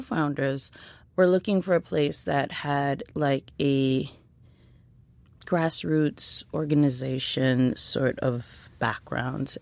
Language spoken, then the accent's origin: English; New York City, New York, United States; I grew up in East Flatbush, Brooklyn